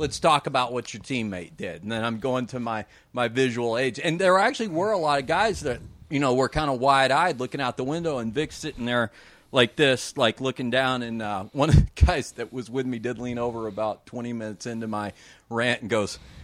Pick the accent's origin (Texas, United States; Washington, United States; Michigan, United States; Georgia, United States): Texas, United States; Dallas; I'm from Dallas originally